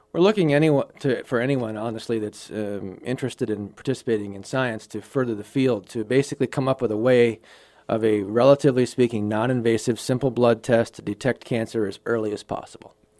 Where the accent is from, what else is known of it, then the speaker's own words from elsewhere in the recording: Wild Rose, Wisconsin, United States; now in Sioux Falls, United States; I grew up on a dairy farm in Wisconsin